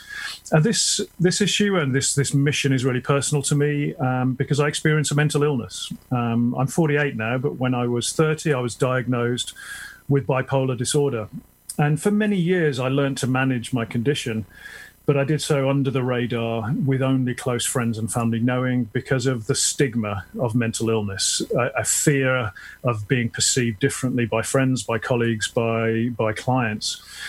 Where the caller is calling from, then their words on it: a village near Tunbridge Wells, South East England, United Kingdom; So I'm calling in from the UK, a village near Tunbridge Wells, which is just outside of London.